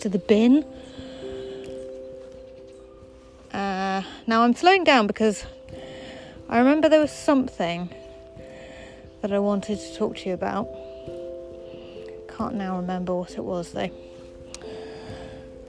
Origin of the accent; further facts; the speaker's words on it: England, United Kingdom; now in London, United Kingdom; we as English people